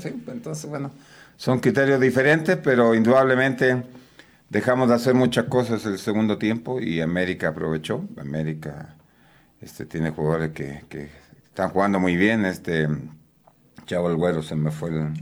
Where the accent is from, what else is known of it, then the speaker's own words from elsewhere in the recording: Chile; moved away as an adult; also born or lived in Veracruz, Mexico; now in Puebla, Mexico; yo soy chileno de nacimiento.